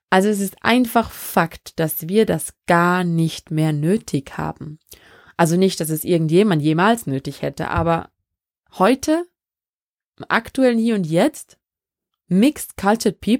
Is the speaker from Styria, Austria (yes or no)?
no; Vorarlberg, Austria; also born or lived in Benin; ich bin in Benin in Westafrika geboren und in Vorarlberg aufgewachsen.